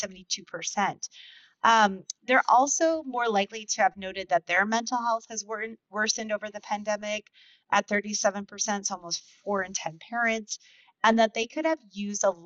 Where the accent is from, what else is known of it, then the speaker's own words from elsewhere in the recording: United States; an American parent